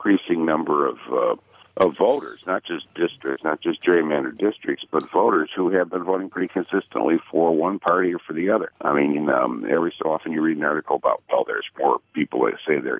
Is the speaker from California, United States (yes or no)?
no; Michigan, United States; my home state of Michigan